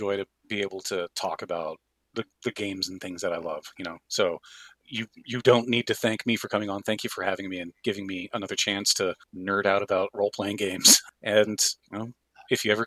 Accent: the Northwest, Pacific Northwest, United States; I'm from the Northwest

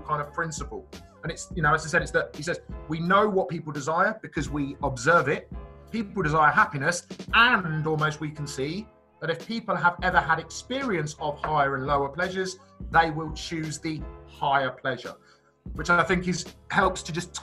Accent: Reading, South East England, United Kingdom; I was born and bred in Reading

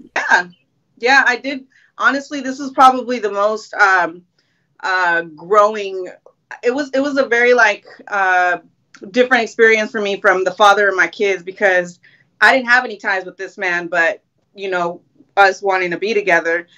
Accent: Long Beach, California, United States; I'm from LBC, Long Beach, Cali

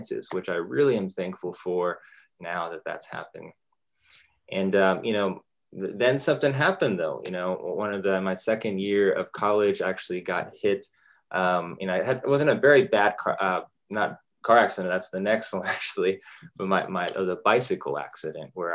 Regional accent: Dallas, Texas, United States; also born or lived in Los Angeles, California; we grew up in Los Angeles, you know, just for the first 8 years or so of my life. And I mostly grew up in Dallas. That's where I am currently

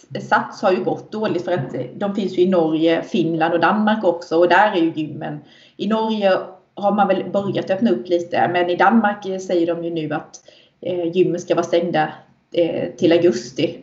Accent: Sweden; Vi svenskar

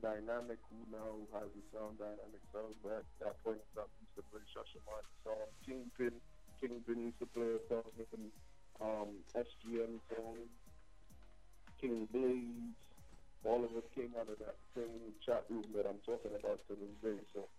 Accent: Trinidad & Tobago; also born or lived in Brooklyn, New York, United States; now in New Jersey, United States; I was born in Trinidad and Tobago. Born and raised, but I moved to the United States of America. I moved to Brooklyn, New York.

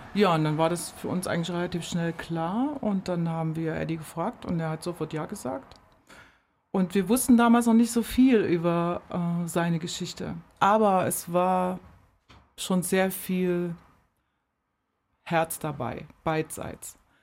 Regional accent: Germany; moved away as an adult; bin in der DDR geboren

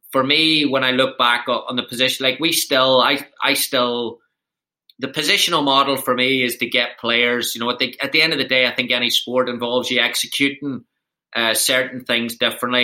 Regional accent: Ireland; moved away as an adult; now in United States; coming from Ireland

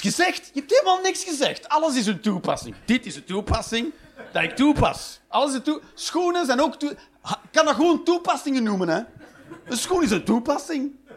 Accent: Flanders, Belgium; Ik ben een Vlaming

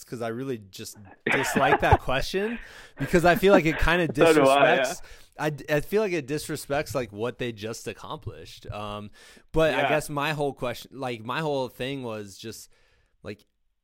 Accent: Muscatine, Iowa, United States; I'm from Muscatine

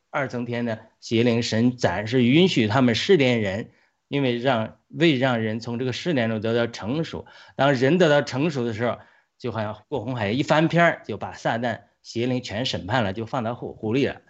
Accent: China; 我们中国人还活在这个 元朝大清帝国的心态嘛

